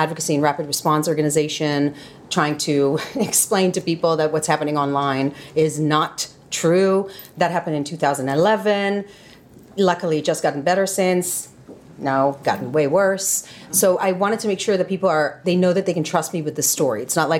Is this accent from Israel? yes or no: yes; Tel Aviv, Tel Aviv District, Israel; moved away as an adult; now in United States; I'm Israeli-American. So I was born and raised in Israel, and I live in the United States.